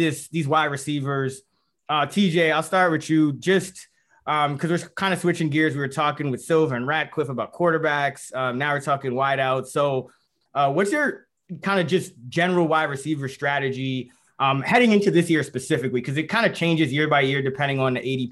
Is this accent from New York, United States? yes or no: yes; New York, United States; I'm from New York